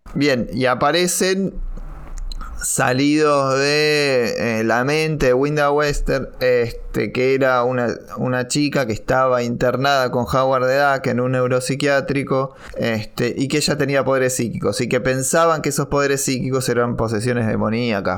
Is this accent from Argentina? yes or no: yes; Argentina; nosotros no llegamos a ver desde Argentina